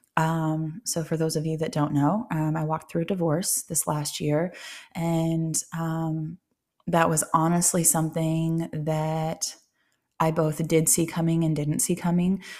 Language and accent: English; Ohio, United States; moved away; also born or lived in Tennessee; relocating out of state and back to Ohio, um, where I'm originally from Ohio